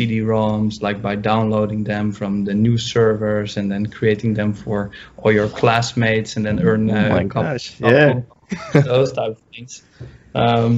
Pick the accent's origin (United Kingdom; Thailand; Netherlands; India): Netherlands; Amsterdam, North Holland; moved away as an adult; now in New York, United States; I'm from Europe, so I grew up in Amsterdam. I went to university there, and only 2 years ago, I moved to New York.